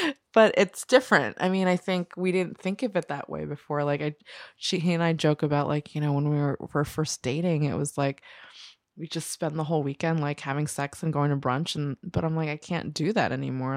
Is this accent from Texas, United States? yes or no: no; New Jersey, United States; I grew up in New Jersey and we had sex ed